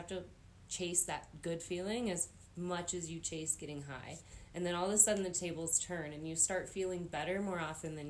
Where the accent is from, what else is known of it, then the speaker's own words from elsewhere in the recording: Grand County, Colorado, United States; growing up in Grand County